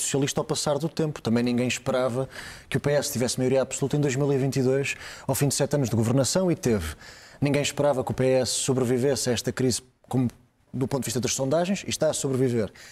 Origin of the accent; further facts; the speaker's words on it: Portugal; enquanto portugueses